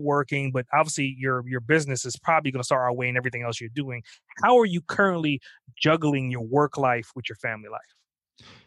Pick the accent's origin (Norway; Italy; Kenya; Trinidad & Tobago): Trinidad & Tobago; I'm actually from the island, so I'm from Trinidad